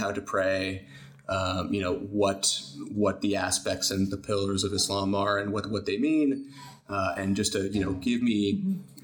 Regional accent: United States; moved away as an adult; now in Canada; We grew up in the States

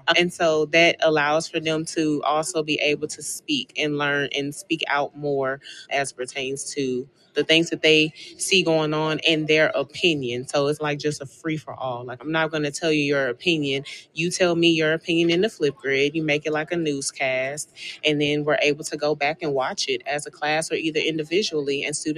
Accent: Houston, Texas, United States; Houston, Texas.

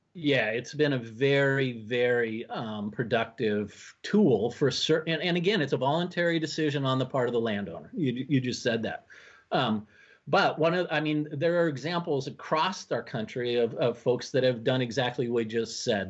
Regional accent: Washington, United States; now in Minnesota, United States; I was born and raised in Washington State

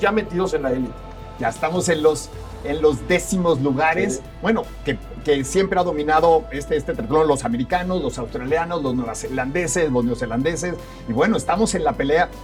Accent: Mexico; como buenos mexicanos nos vamos a rajar

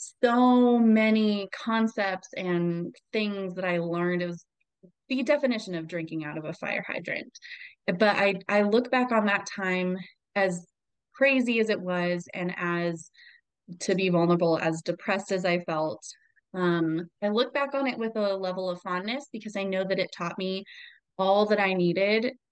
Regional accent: Albuquerque, New Mexico, United States; I transferred to the University of New Mexico, where I'm from Albuquerque

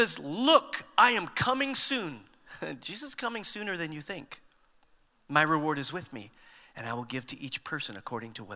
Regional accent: United States; We tend to think of ourselves as Americans

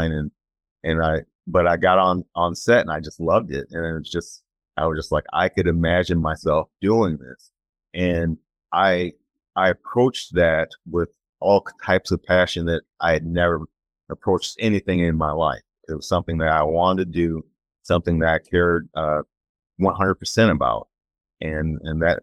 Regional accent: Chicago, Illinois, United States; I grew up in the Chicagoland area

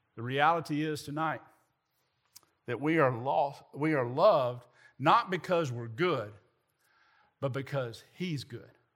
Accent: Southern Middle Tennessee, United States; moved away; I grew up in Southern Middle Tennessee

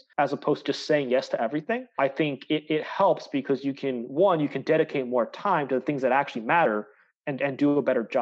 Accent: Tampa, Florida, United States; moved away as an adult; also born or lived in Chicago; I grew up in Tampa, Florida

